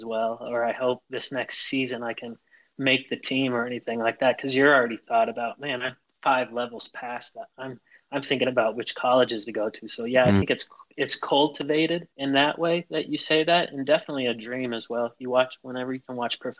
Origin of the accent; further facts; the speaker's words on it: Chico, California, United States; I grew up in Northern California in Chico